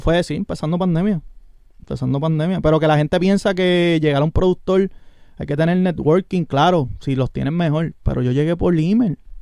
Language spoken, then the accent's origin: Spanish; Orocovis, Puerto Rico; Yo soy de Orocovi